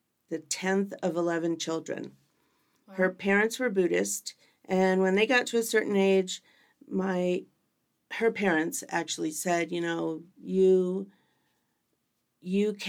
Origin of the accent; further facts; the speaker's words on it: Southern California, United States; now in Arizona, United States; I'm not originally from Arizona. I'm originally from California. Southern California, to be exact. I only lived about 40 minutes from Disneyland.